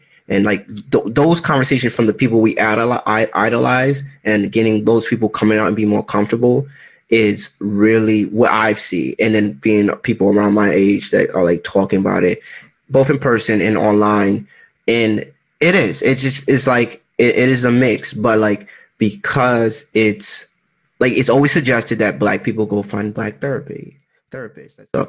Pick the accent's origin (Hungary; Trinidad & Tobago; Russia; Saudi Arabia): Trinidad & Tobago; Yeah, I'm Trinidadian.